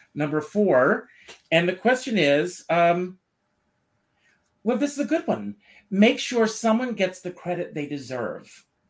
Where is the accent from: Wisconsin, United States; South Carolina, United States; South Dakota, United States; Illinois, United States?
South Carolina, United States; Conway; Even as a little boy, growing up in Conway, South Carolina